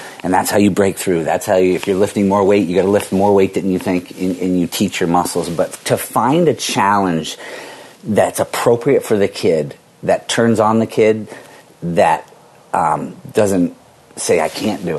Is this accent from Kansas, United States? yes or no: no; Vermont, United States; growing up in Vermont